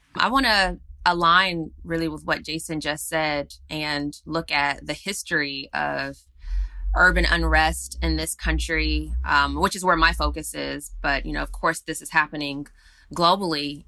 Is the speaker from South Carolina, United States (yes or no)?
no; Atlanta, Georgia, United States; that's actually my, my hometown. I was raised there